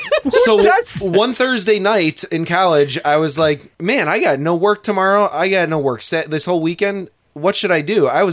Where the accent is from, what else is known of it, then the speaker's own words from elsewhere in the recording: Chicago, Illinois, United States; Growing up in Chicago